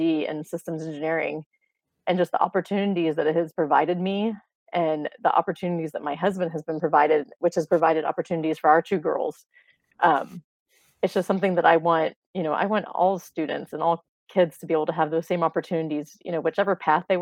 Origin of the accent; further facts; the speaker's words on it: rural Missouri, United States; moved away as an adult; now in Texas, United States; I am not originally from Texas. My husband and I are both from Missouri. Mm-hmm. We both grew up in rural Missouri